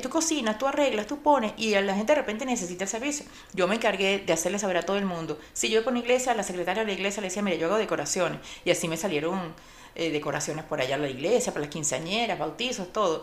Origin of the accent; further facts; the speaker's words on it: Caracas, Capital District, Venezuela; moved away as an adult; now in Miami, United States; en Caracas, Venezuela, de donde soy